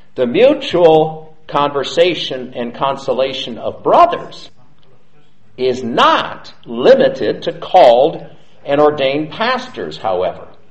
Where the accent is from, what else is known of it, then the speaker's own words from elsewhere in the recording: United States; I'm an American.